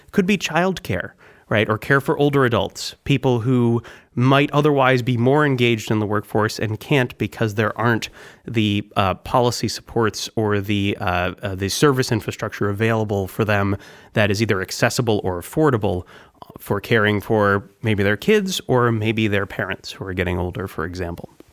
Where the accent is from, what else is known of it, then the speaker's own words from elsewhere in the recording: Concord, New Hampshire, United States; also born or lived in Wisconsin; I'm from New Hampshire. I was born in Concord and I grew up in New Hampshire